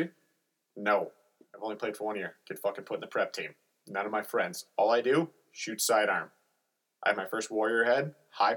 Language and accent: English; Forest Lake, Minnesota, United States; first language English; my hometown, I live in Forest Lake, don't look it up, we're not good.